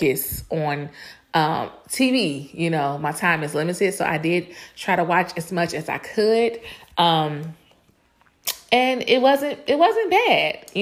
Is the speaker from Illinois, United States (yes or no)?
yes; Chicago, Illinois, United States; she is from my hometown, Chicago, my Chicago sister